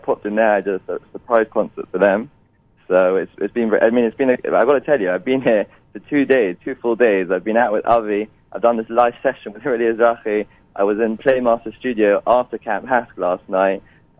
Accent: London, United Kingdom; Yeah, I'm from London. I'm still there.

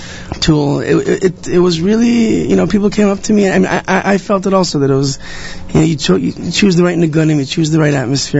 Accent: Ra'anana, Central District, Israel; moved away; a memory of mine is growing up in Israel. I was part of a choir in Renana, where I grew up.

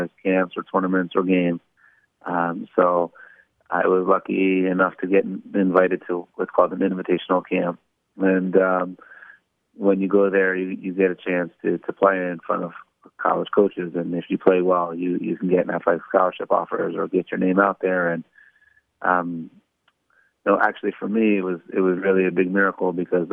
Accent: Baltimore, Maryland, United States; I grew up in Baltimore, Maryland.

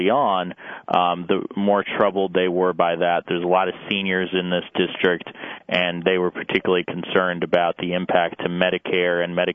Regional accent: Arizona, United States; I'm from Arizona.

